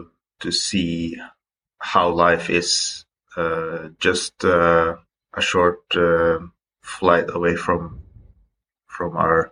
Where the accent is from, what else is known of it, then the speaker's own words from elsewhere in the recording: Stord, Vestland, Norway; English is a second language; I am originally from Stord at the west coast of Norway. It's an island, so we can touch upon that later, but it has a lot to do with, you know, growing up on an island